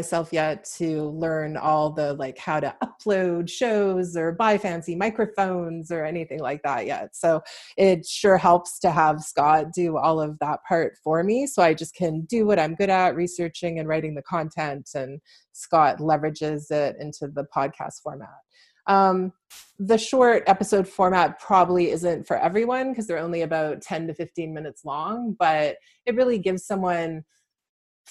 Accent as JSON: {"language": "English", "town": "Vancouver", "region": "British Columbia", "country": "Canada", "moved": "as an adult", "lives_now": "London, Canada"}